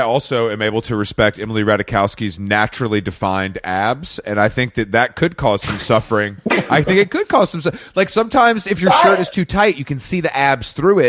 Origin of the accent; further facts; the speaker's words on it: United Kingdom; As a British person, I'll allow you to call it a corset because that's your kind of nomenclature.